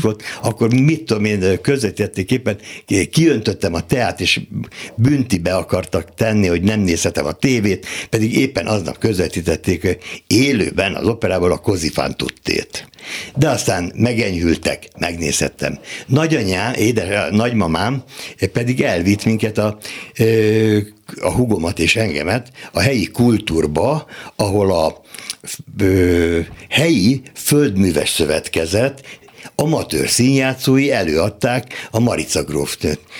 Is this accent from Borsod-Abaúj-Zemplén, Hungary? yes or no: no; Dunaföldvár, Tolna, Hungary; Dunaföldváron születtem, akkor még község volt